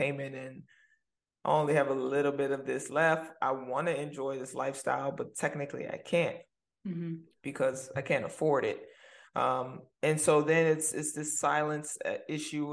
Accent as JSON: {"language": "English", "town": "New Orleans", "region": "Louisiana", "country": "United States", "tie": "born or raised there", "moved": "as an adult", "said": "born and raised in New Orleans"}